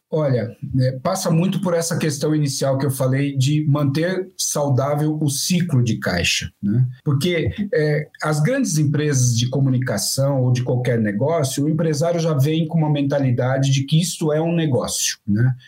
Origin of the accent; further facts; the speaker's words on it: Brazil; Eu sou do interior, eu sou caipira